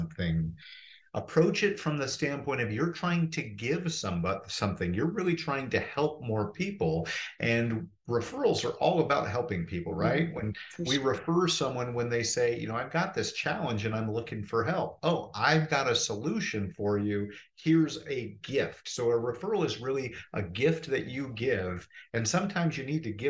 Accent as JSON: {"language": "English", "town": "Portland", "region": "Oregon", "country": "United States", "moved": "as an adult", "lives_now": "Phoenix, United States", "said": "I'm from Portland, Oregon originally, and my wife and I decided to move from the rainforest down to the desert"}